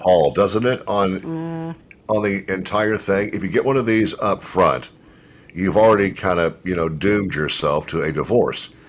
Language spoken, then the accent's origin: English; Louisville, Kentucky, United States; now in Memphis, United States; it was in Louisville, where I, where uh, I was born